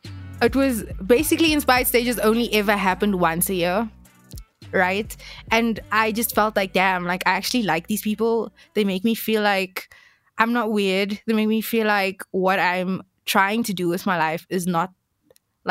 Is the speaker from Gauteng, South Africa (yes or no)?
no; Cape Town, Western Cape, South Africa; I come from Alsace River, right? And that's in Cape Town. And all the places, like, I went to Alsace River High